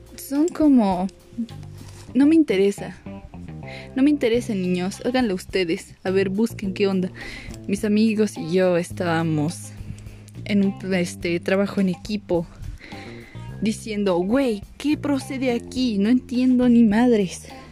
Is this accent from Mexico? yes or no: yes; Mexico; yo soy de México